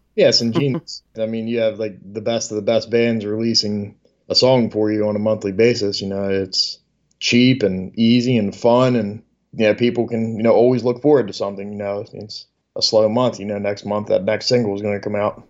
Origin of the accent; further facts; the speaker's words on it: Delaware, United States; I'm from Delaware